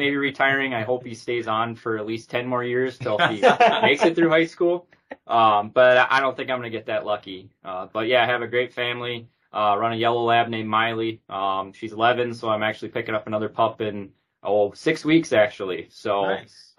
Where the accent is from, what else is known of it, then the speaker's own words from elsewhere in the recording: Rushmore, Minnesota, United States; now in South Dakota, United States; I grew up in a small town called Rushmore, just about 10 miles outside of Worthington, right on I-90